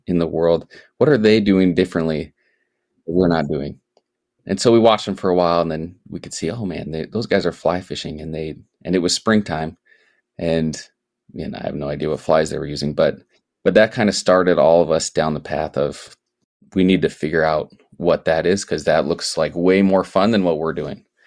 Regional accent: Sioux Falls, South Dakota, United States; moved away; I grew up in South Dakota, and I grew up in Sioux Falls

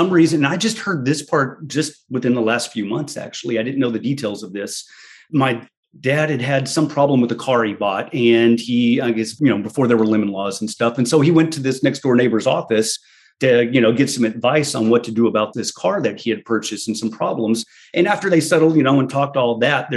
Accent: San Antonio, Texas, United States; I'm from San Antonio, Texas. I knew I was born in downtown Baptist Hospital

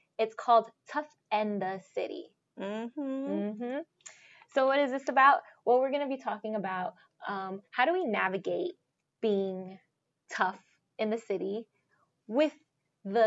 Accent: New York City, New York, United States; I'm from the Bronx

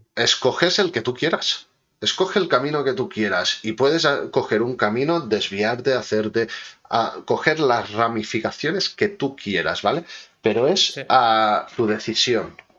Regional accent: Manresa, Catalonia, Spain; Yo soy de Manresa

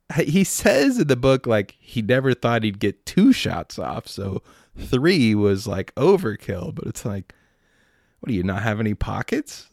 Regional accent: United States; I'm American

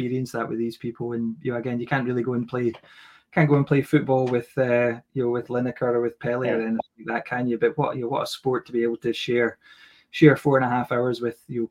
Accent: Aberdeen, Scotland, United Kingdom; I grew up in Aberdeen.

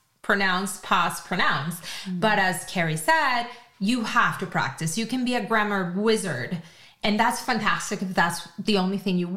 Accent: Venezuela; now in Canada; I grew up in Venezuela

